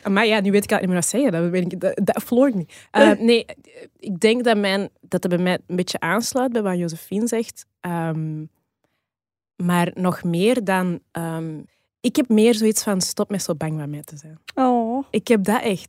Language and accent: Dutch; Flanders, Belgium; also born or lived in Rwanda; in Rwanda geboren. Ik heb een Rwandeese biologische familie en ik ben hier opgegroeid. Ik heb, ehm, ehm, Belgische, Vlaamse, eh, adoptieouders